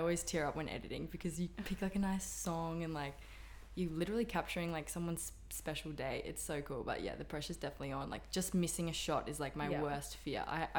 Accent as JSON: {"language": "English", "area": "Sunshine Coast", "region": "Queensland", "country": "Australia", "tie": "born or raised there", "also_born_or_lived": "Perth / Brisbane", "said": "I grew up on the Sunshine Coast. I actually do live there like still part time."}